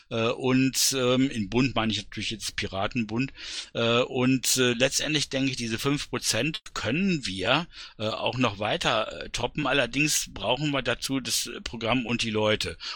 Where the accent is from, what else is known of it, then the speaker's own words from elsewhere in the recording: Berlin, Germany; Also ich kann dazu sagen, als Berliner, es ist sogar noch ein Stückchen positiver, äh, als du es dargestellt hast.